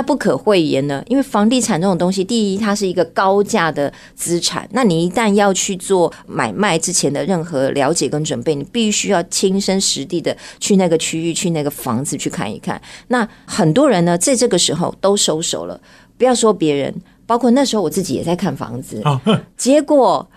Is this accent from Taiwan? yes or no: yes; Miaoli County, Taiwan; moved away as an adult; now in Taipei, Taiwan; 我其实也不是台北人，我是嗯。苗栗人